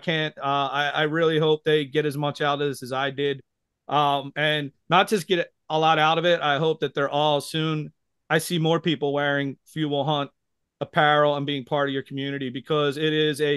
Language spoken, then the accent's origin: English; Philadelphia, Pennsylvania, United States; I'm from Philadelphia.